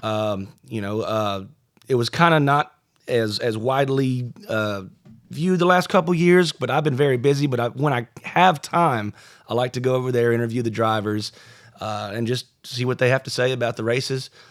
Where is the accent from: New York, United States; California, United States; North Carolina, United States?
North Carolina, United States; Greensboro; I grew up in the Greensboro area